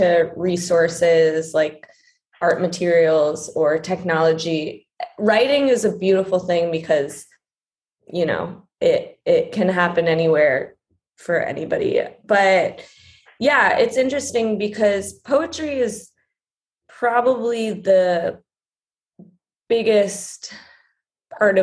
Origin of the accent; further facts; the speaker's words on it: New York City, New York, United States; I'm from New York City. I grew up in Brooklyn